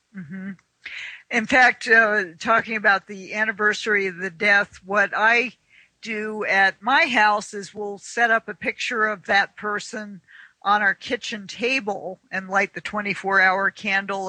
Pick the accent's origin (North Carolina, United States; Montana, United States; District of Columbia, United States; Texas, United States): District of Columbia, United States; Washington; moved away; I'm originally from the Washington D.C. area